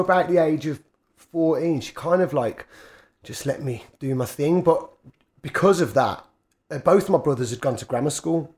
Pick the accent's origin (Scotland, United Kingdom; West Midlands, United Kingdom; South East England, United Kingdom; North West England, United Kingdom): West Midlands, United Kingdom; Birmingham; I spent most of my time growing up Quinton and Harborne